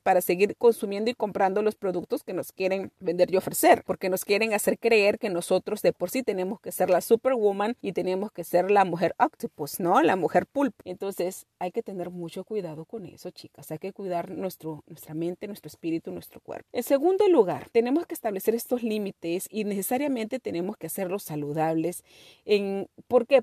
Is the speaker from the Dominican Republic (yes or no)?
no; Peru; Nuestra cultura, mi cultura, mi familia está basada en todo lo que es la comida y una comida deliciosa. Somos de Perú